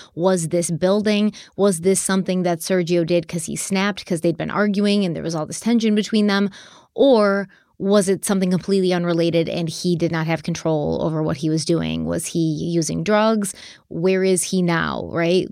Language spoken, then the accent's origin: English; Buffalo, New York, United States; the Buffalo Bills, which is my hometown football